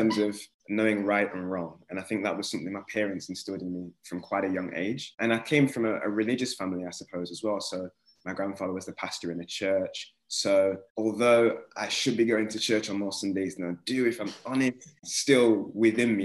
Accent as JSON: {"language": "English", "town": "Nottingham", "region": "East Midlands", "country": "United Kingdom", "tie": "born or raised there", "said": "growing up in Nottingham"}